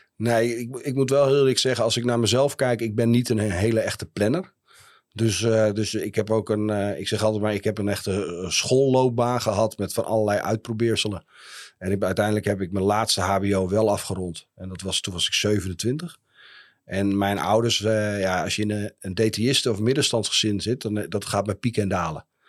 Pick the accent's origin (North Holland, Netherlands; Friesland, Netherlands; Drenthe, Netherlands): Friesland, Netherlands; Heerenveen; also born or lived in Leeuwarden / Groningen; Ja, ik ben een echte Fries. Dus en eh, sterker nog, ik ben, eh, eh, ik ben geboren in Leeuwarden. Ik ben opgegroeid in Heerenveen.